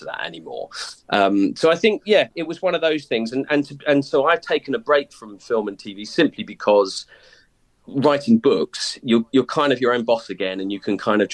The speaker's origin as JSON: {"language": "English", "town": "Whitstable", "region": "South East England", "country": "United Kingdom", "tie": "born or raised there", "said": "the Whitstable I grew up"}